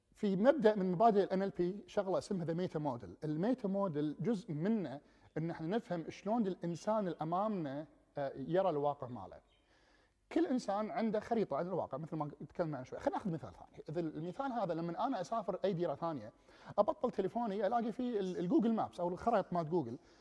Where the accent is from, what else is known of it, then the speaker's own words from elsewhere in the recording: Kuwait; moved away as an adult; also born or lived in England; انا جاي من الكويت ودوله صحراويه